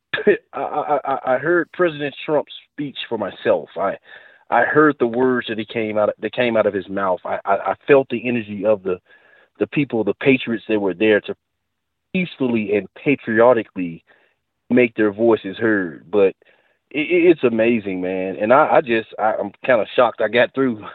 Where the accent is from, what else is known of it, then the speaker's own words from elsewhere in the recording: United States; I'm an American